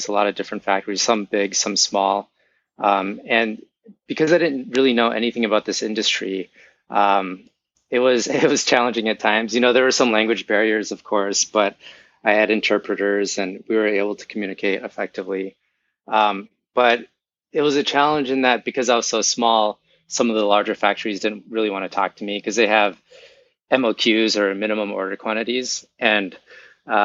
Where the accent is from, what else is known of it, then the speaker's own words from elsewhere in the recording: Minneapolis, Minnesota, United States; moved away as an adult; now in Florida, United States; I'm originally from Minneapolis and moved here several years ago